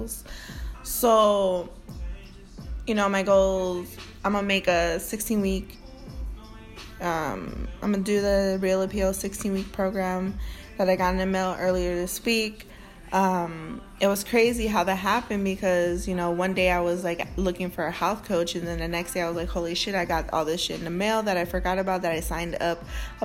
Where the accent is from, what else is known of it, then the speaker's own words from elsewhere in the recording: Northwest Indiana, United States; I'm from Northwest Indiana. That's just how we speak